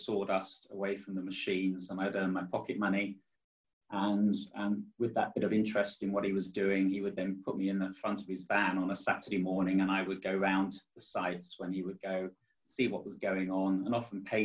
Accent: Chertsey, South East England, United Kingdom; I was born in February 1957 in a place called Chertsey, just outside of London

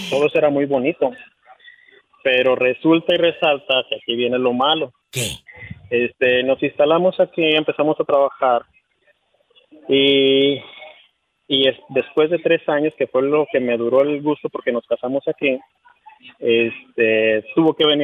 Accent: Chihuahua, Mexico; now in Omaha, United States; Ok, yo soy de, Chihuahua.

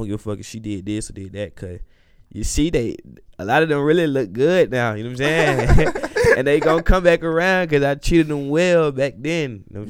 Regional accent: Atlanta, Georgia, United States; Man, I'm from Southside, Atlanta, Georgia. You know, College Park area

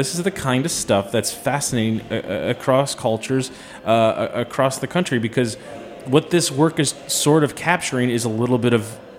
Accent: Chicago, Illinois, United States; I'm from Chicago.

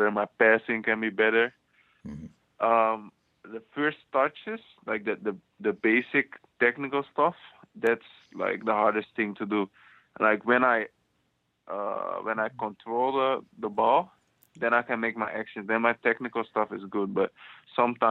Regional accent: outside Amsterdam, North Holland, Netherlands; I grew up in Holland

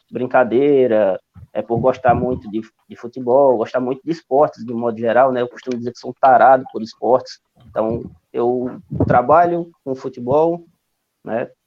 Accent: Fortaleza, Ceará, Brazil; also born or lived in Paraíba; now in Barbalha, Brazil; sou nordestino, né? Sou natural de Fortaleza e moro em Barbalho, já morei é, em várias cidades do interior do Ceará, Jamorim na Paraíba também.

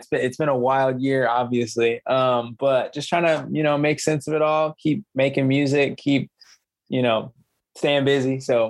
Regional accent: Allen, Texas, United States; moved away as an adult; also born or lived in Atlanta, Georgia; now in Los Angeles, United States; So I'm from a small town in Texas called Allen, Texas.

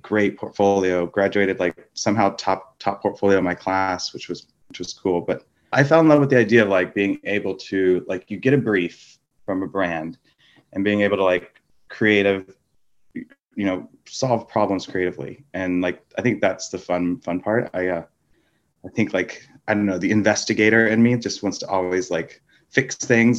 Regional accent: Texas, United States; I'm from Texas, and I was very much into art and drawing and painting and things like

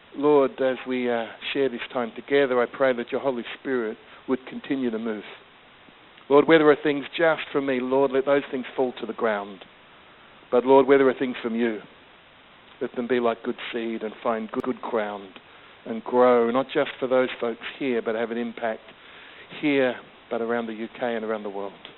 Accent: Australia; was always growing up as a, um, uh, in Australia, my, my uh, as a British migrant kind of kid

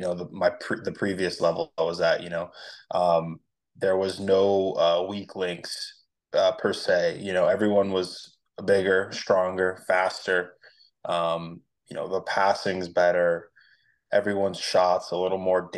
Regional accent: Vero Beach, Florida, United States; also born or lived in Fredericksburg, Virginia; I'm in Vero Beach, Florida. So this is where I grew up and went to high school

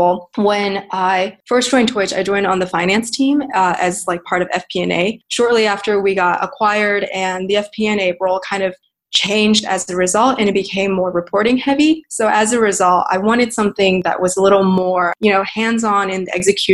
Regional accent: Texas, United States; moved away as an adult; also born or lived in China / New York / San Francisco; I was basically raised as a Texan. I lived there for 15 years

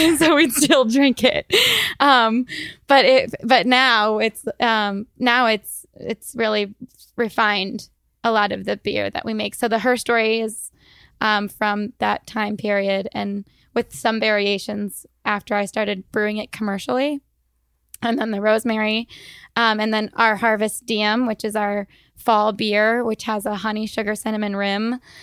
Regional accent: Iowa, United States; moved away as an adult; also born or lived in Boston / Chandler, Arizona; now in Arizona, United States; I am from Iowa and we, I grew up, my parents, um, my mom owned a grocery store

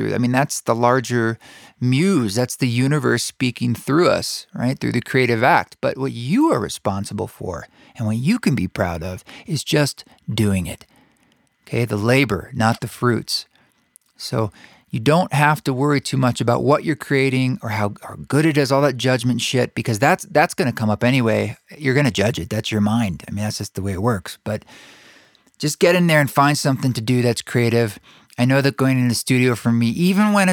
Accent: the Northwest, Pacific Northwest, United States; now in Utah, United States; growing up in the Northwest

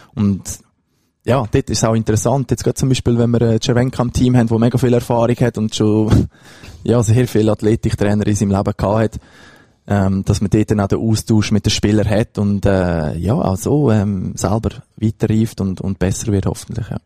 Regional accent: between Zug and Lucerne, near Lucerne, Switzerland; ich bin in Buchereien aufgewachsen, das ist in der Nähe von Luzern, also zwischen Zog und Luzern

